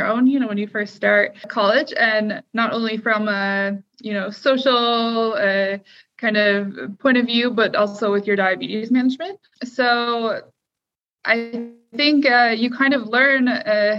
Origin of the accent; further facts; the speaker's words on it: Troy, Michigan, United States; also born or lived in Detroit, Michigan; I spent most of my time during my childhood in Troy, Michigan.